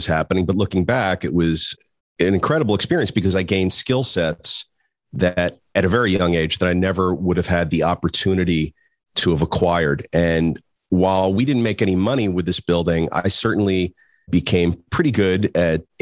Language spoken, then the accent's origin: English; Trenton, New Jersey, United States; moved away as an adult; also born or lived in New York City; I grew up the youngest of four boys. We're from Trenton, New Jersey